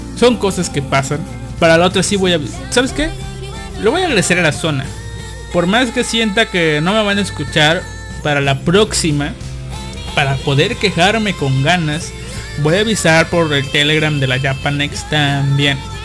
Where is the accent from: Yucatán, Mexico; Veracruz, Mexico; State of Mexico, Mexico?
Veracruz, Mexico; moved away as an adult; now in Monterrey, Mexico; mi pueblito natal